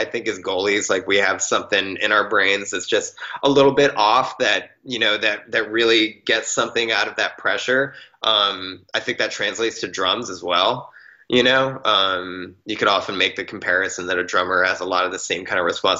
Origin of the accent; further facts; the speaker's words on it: East Coast, United States; Growing up on the East Coast, it was really, during the winter months, especially when it would get cold enough where like ponds would freeze over and stuff.